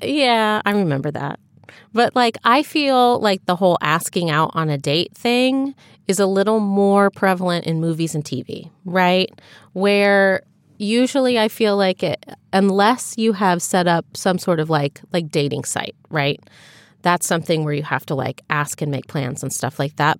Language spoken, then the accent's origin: English; United States; an American who has grown up in, in our culture